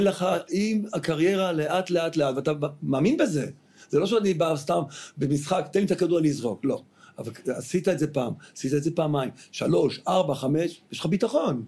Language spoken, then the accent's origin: Hebrew; Tel Aviv, Tel Aviv District, Israel; also born or lived in United States; אני גר... גרתי בדיזנגוף